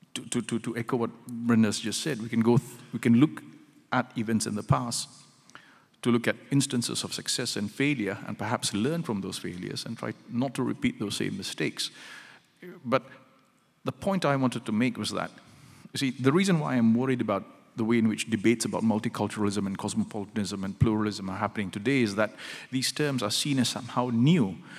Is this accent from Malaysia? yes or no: yes; Malaysia; as a Malaysian married to a Singaporean